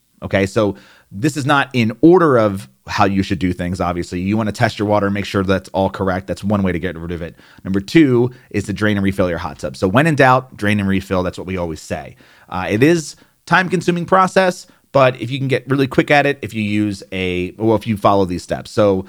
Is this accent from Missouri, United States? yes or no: no; New Jersey, United States; accent: New Jersey; There I go. There's my New Jersey accent. It just popped out.